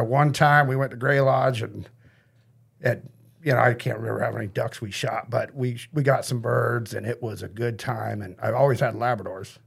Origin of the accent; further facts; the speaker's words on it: Grass Valley, California, United States; I grew up in Nevada County, Grass Valley